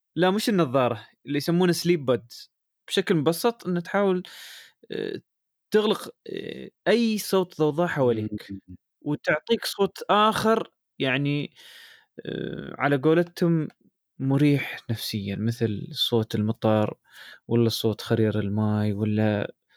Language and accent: Arabic; United Arab Emirates; عندنا يعني في الامارات